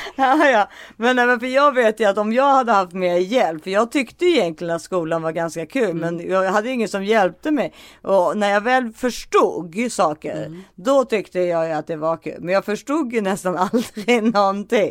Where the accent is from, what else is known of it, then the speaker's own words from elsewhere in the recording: Sweden; jag är svensk